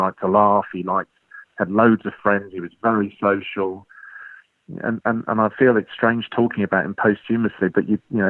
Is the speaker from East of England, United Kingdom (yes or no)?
yes; Colchester, East of England, United Kingdom; I was born in Colchester